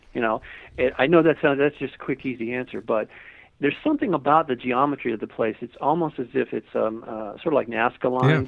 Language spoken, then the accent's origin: English; Malibu, California, United States; I lived, I grew up in Malibu